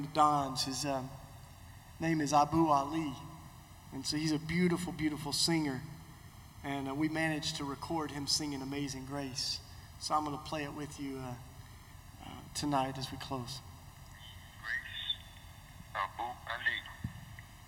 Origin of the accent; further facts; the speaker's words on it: Tennessee, United States; my home state of Tennessee